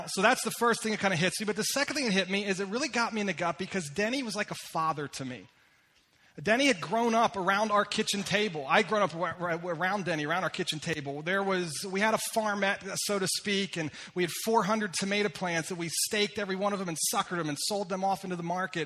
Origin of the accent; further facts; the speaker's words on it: Lititz, Pennsylvania, United States; also born or lived in upstate New York; I was born and raised in Lititz, Pennsylvania